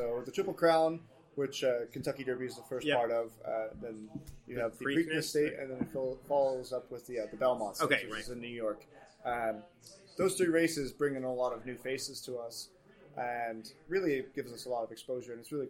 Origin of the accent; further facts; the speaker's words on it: Germany; English is a second language; now in United States; I was born in Germany as well. grew up there. But I consider myself pretty American at this point.